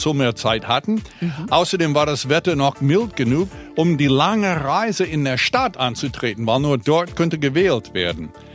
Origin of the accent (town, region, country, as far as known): United States; now in Berlin, Germany